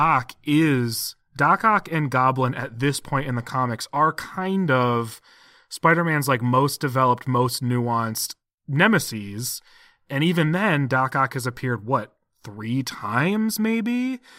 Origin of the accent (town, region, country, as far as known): United States